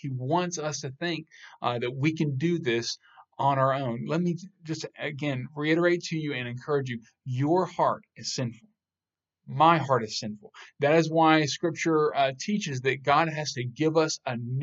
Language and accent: English; United States; I was born in America